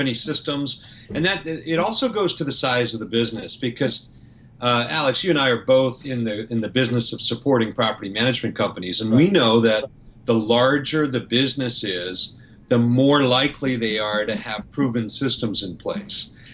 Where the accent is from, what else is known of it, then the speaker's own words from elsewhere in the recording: Canada; now in Florida, United States; I'm Canadian, so, and and I live in Florida